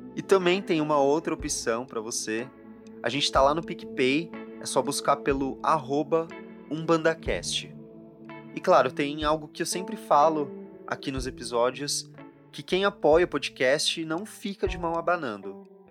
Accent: São Paulo, Brazil; eu volto aqui para minha terra em São Paulo

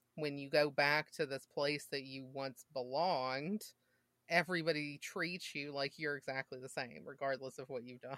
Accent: Mississippi, United States; I grew up in Mississippi

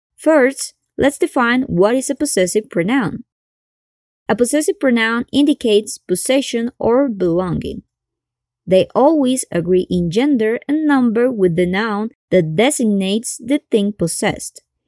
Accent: Colombia; I'm from Colombia

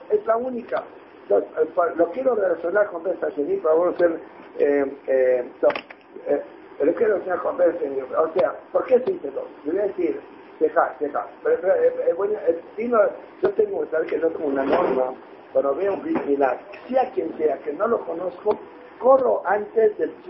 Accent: Israel; perdone, pero los israelíes tenemos humor. ustedes Tenemos muchos problemas, tenemos humor. Ya, ya, yo soy israelí, ¿eh?

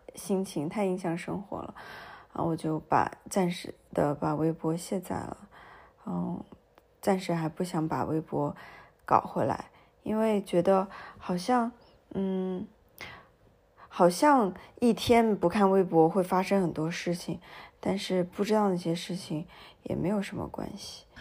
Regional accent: Nanjing, Jiangsu, China; 我从小不是在南京长大嘛

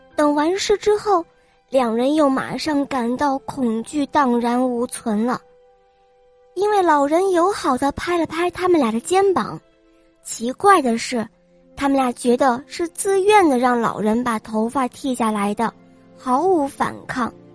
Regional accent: Weifang, Shandong, China; 今年五岁了，我来自美丽的风筝都山东潍坊。

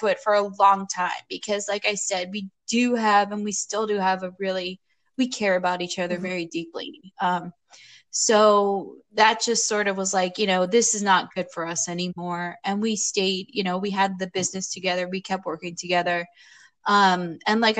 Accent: Florida, United States; also born or lived in New York City, United States; now in Portland, United States; I'm from New York City. I grew up in Florida, moved back to New York City

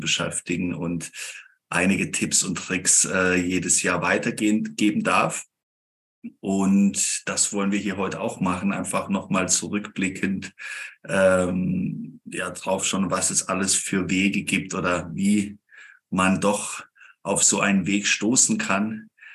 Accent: near Freiburg, Baden-Württemberg, Germany; Ich komme aus dem Süden Deutschlands, irgendwo bei Freiburg in der Gegend

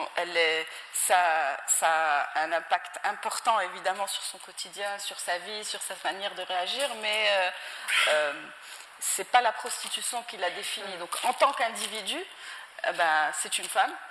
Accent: Morocco; moved away as an adult; also born or lived in United States; je suis, je suis née, j'ai grandi euh, au Maroc

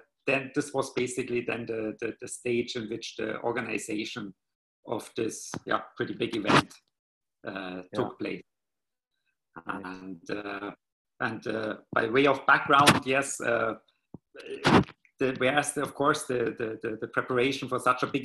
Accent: Germany; moved away as an adult; also born or lived in Madrid; now in Qatar; I'm from Germany

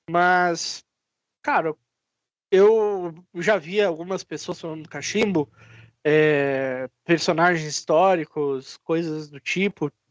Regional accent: Caxias do Sul, Rio Grande do Sul, Brazil; Caxias do Sul, Rio Grande do Sul, Serra Gaúcha.

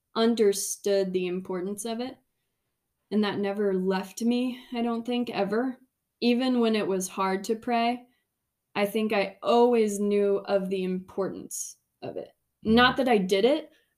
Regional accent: Indiana, United States; growing up in Indiana

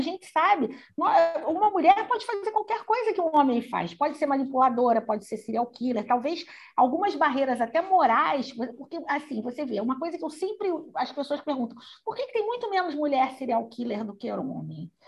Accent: Brazil; nós somos brasileiros

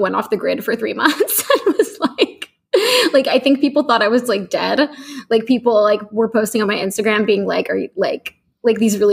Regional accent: San Francisco, California, United States; moved away as an adult; also born or lived in Los Angeles; now in San Francisco, United States; I'm from San Francisco and my family is still here

